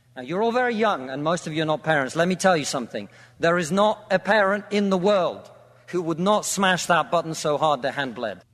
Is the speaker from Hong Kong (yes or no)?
no; Russia; now in United Kingdom